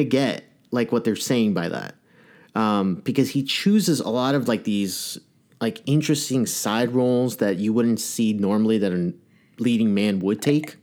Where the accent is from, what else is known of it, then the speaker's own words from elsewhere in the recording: Massachusetts, United States; accent: Boston; I'm from Massachusetts, and that is a god horrendous accent